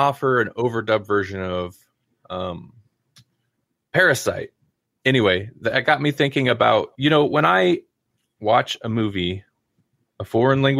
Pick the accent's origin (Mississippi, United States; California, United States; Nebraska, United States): Nebraska, United States